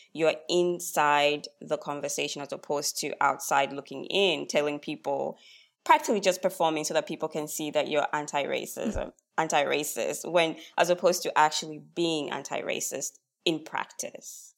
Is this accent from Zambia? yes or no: yes; Zambia; now in Australia; I'm Australian now, but I'm from Zambia originally, and I come from a very collective culture